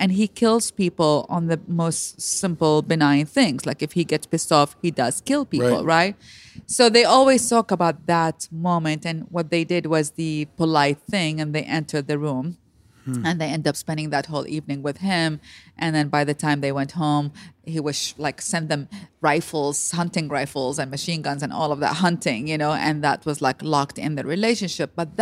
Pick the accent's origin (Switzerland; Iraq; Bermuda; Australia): Iraq; moved away as an adult; now in United States; I'm born and raised in Iraq.